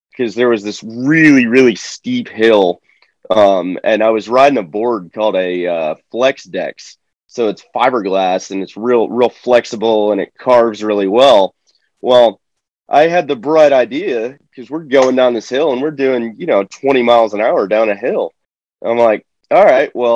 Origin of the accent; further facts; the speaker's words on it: Florida, United States; I was born in Florida. And so I grew up like fishing